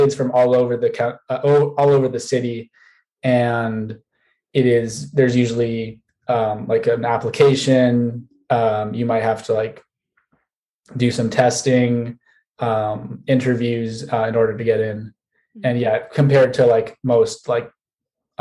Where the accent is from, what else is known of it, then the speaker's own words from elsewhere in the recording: Washington, District of Columbia, United States; I'm from Washington, D.C., majoring in math and computer science